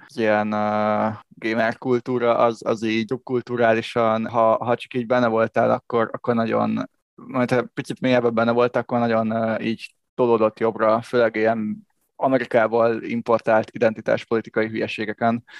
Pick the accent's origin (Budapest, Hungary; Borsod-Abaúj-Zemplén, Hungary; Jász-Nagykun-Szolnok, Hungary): Budapest, Hungary; én alapvetően azért egy pesti gyerek vagyok, aki Pesten nőtt föl